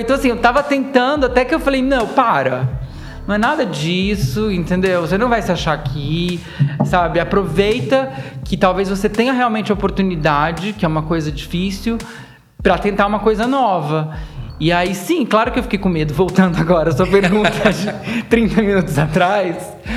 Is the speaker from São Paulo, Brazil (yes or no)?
yes; interior of São Paulo state, Brazil; eu sou paulista, paulistano, porque eu nasci aqui, mas eu cresci no interior